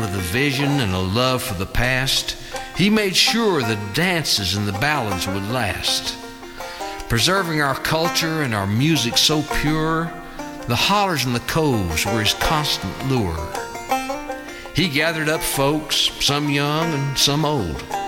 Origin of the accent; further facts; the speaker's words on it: Canton, North Carolina, United States; growing up in Canton and, the, and around the Pigeon River and the beauty of, of Haywood County, where I grew up